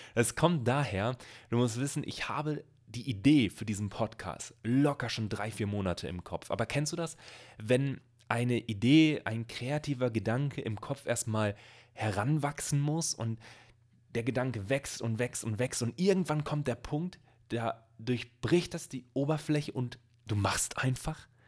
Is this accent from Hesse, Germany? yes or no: no; Bielefeld, North Rhine-Westphalia, Germany; ich komme hier aus Bielefeld, aus einer Stadt, die es angeblich nicht gibt.